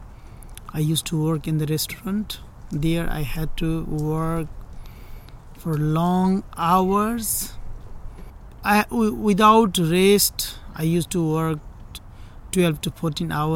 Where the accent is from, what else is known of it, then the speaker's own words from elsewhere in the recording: Nepal; moved away as an adult; now in Contra Costa County, United States; I came here from Nepal in 2015, June